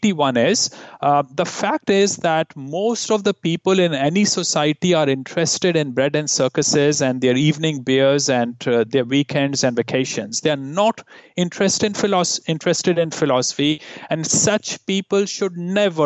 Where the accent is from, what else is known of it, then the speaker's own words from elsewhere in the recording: India; moved away as an adult; now in Canada; growing up in India